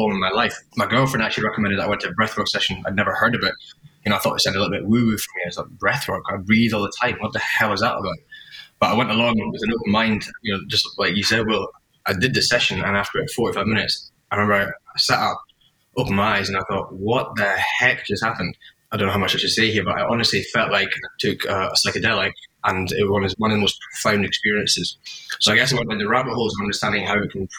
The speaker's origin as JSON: {"language": "English", "town": "Edinburgh", "region": "Scotland", "country": "United Kingdom", "also_born_or_lived": "London", "moved": "yes", "lives_now": "Sydney, Australia", "said": "I'm originally from Edinburgh. I live in Sydney now"}